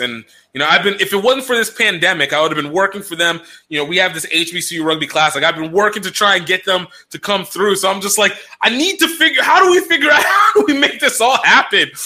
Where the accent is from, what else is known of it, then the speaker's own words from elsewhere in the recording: Nigeria; I'm Nigerian